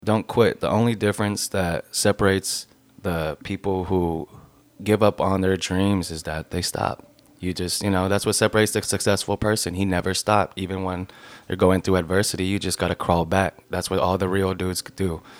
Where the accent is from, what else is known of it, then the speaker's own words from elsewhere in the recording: Long Beach, California, United States; also born or lived in Lakewood, California; I was born here in Long Beach, California